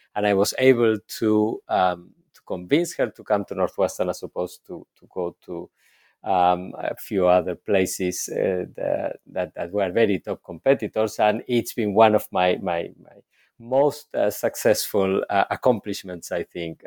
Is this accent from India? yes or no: no; Argentina; moved away; I was born and raised in Argentina